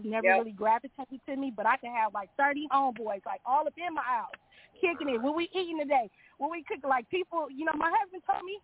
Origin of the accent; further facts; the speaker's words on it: New York, United States; now in California, United States; I was born in New York.